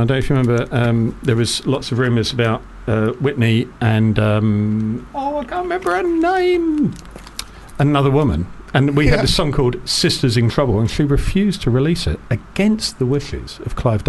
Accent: Barking, London, United Kingdom; moved away; also born or lived in New York, United States; found myself back where I grew up in Barking.

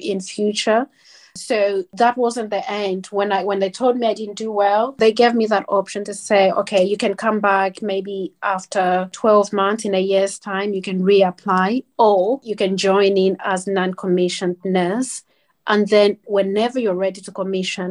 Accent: Zambia; now in United Kingdom; I'm black. I'm from Zambia.

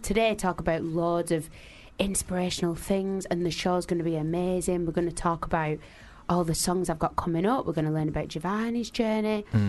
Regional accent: Manchester, North West England, United Kingdom; now in London, United Kingdom; I was only really used to living in Manchester.

